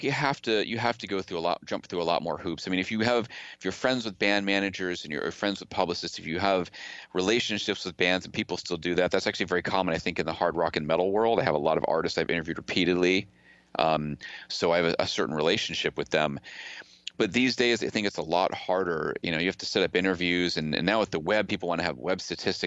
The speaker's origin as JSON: {"language": "English", "region": "Massachusetts", "country": "United States", "tie": "born or raised there", "said": "The funny thing is like I growing up outside of Boston, I I never really I came to NYU and I didn't have the same attachment."}